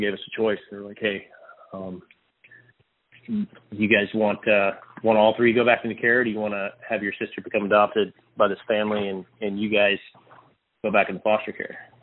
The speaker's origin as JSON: {"language": "English", "region": "Texas", "country": "United States", "tie": "born or raised there", "also_born_or_lived": "Odessa, Texas", "said": "born and raised in Texas, uh, born in Odessa, actually, great football uh, part of the world, and um, relocated to uh, Central Texas"}